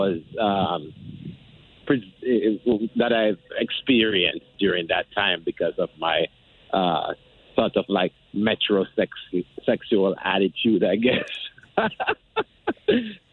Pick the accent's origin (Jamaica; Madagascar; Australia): Jamaica; moved away as an adult; now in United States; I'm originally from Jamaica. I've been living in the U.S. for about 21 years